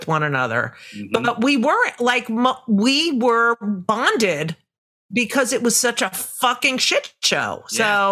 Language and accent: English; New Jersey, United States; I grew up in Jersey